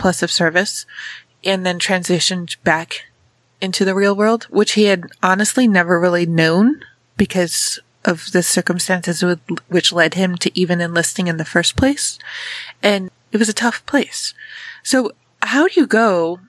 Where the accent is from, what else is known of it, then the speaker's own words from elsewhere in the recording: Rochester, United States; I grew up in Rochester.